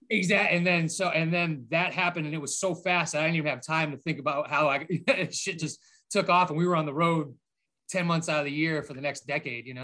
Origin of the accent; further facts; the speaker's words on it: Boston, Massachusetts, United States; moved away as an adult; also born or lived in Framingham, Massachusetts; now in Midwest, United States; I lived in Boston forever